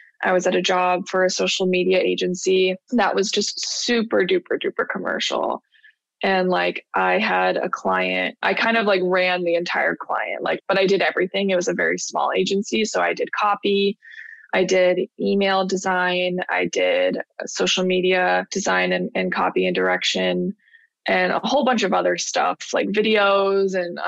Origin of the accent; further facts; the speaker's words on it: Buffalo, New York, United States; also born or lived in California / Florida; Well, it's funny because I went New York to Florida and back to New York, because I was technically, until I was 10, I was born in California. Then I only moved to New York, Buffalo, New York, when I was 3.